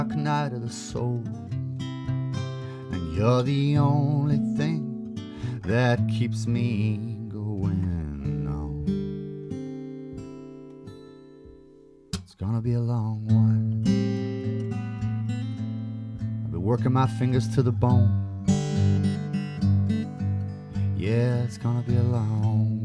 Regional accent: Ireland; me being Irish Catholic

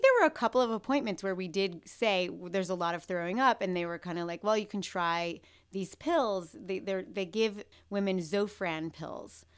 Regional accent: New York City, New York, United States; I grew up in New York City

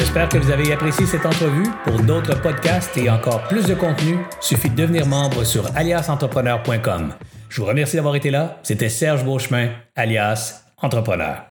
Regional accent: Sherbrooke, Quebec, Canada; je suis de Sherbrooke

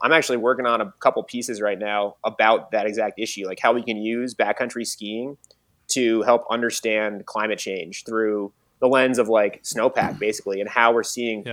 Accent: Mad River Valley, Vermont, United States; I grew up in the Mad River Valley

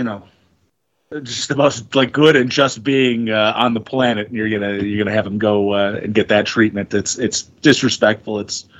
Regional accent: United States; as an American

